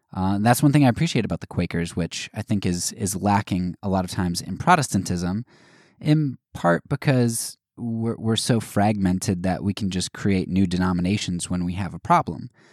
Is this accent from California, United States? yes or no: no; Pennsylvania, United States; I grew up in Pennsylvania